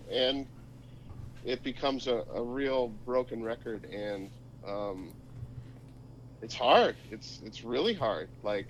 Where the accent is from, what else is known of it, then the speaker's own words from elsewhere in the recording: Minnesota, United States; I'm from Minnesota.